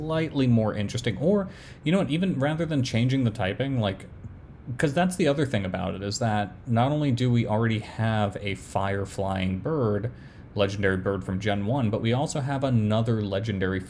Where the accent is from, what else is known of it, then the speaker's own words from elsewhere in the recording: New York, United States; I grew up in New York